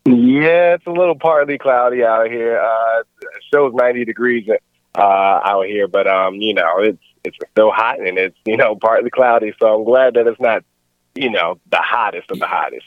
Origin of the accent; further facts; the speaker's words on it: Baltimore, Maryland, United States; also born or lived in Columbia, Maryland / Washington, District of Columbia, United States; I'm originally from Baltimore. Um, however, I mean, I've moved. I moved over to Columbia, Maryland, in my teenage years.